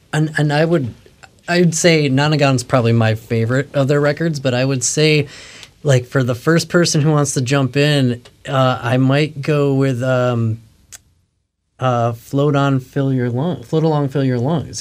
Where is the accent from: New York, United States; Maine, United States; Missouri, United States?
New York, United States; Western; I grew up in Western New York